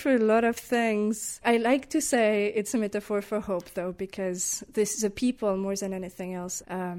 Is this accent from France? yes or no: yes; France; moved away as an adult; now in Detroit, United States; I'm from France